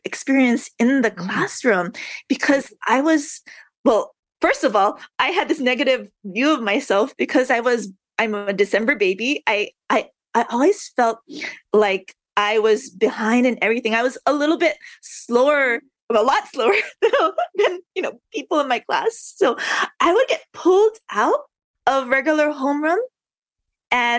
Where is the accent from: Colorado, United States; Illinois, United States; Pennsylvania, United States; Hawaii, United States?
Hawaii, United States; Honolulu; born and raised in Honolulu